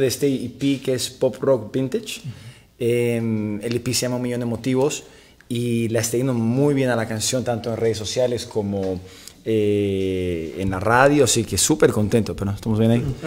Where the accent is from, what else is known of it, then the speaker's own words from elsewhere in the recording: Bolivia; moved away as an adult; now in Los Angeles, United States; soy cantante y compositor de Bolivia. Eh, vivo ya en Los Ángeles ya 15 años